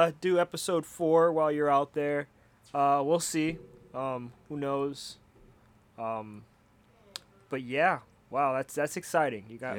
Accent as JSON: {"language": "English", "region": "Florida", "country": "United States", "moved": "yes", "lives_now": "Homer, United States", "said": "I'm from Florida"}